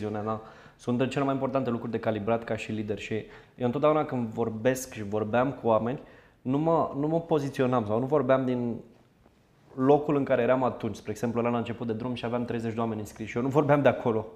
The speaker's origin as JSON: {"language": "Romanian", "town": "Zimnicea", "region": "Teleorman County", "country": "Romania", "tie": "born or raised there", "said": "sunt din Zimnicea, cel mai sudic oraș al României"}